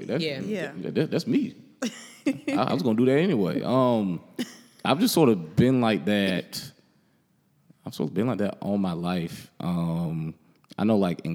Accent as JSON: {"language": "English", "town": "Greenville", "region": "South Carolina", "country": "United States", "moved": "yes", "lives_now": "Charlotte, United States", "said": "I'm a transplant. So I'm not from here. I didn't grow up here. I'm from Greenville, South Carolina"}